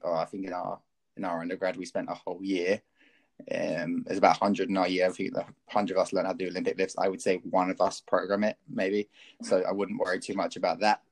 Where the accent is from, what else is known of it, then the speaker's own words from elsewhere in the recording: County Kerry, Munster, Ireland; I grew up down in Kerry